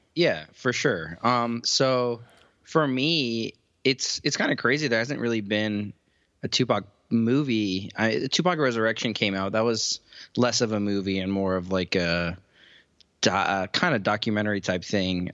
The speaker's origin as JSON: {"language": "English", "town": "Cleveland", "region": "Ohio", "country": "United States", "tie": "born or raised there", "said": "my sisters were into rap music when we grew up in Cleveland"}